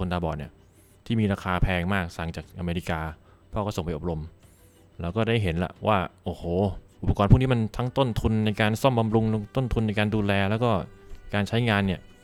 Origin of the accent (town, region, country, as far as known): Khon Kaen, Thailand; born or raised there